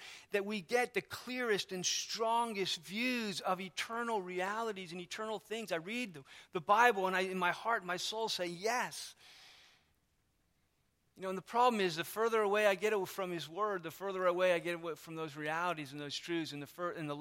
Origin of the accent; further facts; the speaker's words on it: United States; I am American through and through